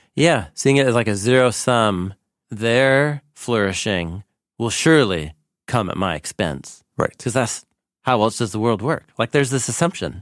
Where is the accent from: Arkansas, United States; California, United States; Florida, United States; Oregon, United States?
Oregon, United States; Portland; I grew up here in Portland, and literally in the same part of Portland where we sit here and have these conversations